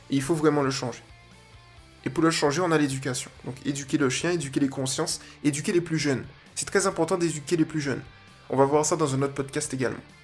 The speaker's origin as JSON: {"language": "French", "country": "Guadeloupe", "said": "Que je m'efforce, parce que je suis de Guadeloupéen, que je m'efforce de faire évoluer."}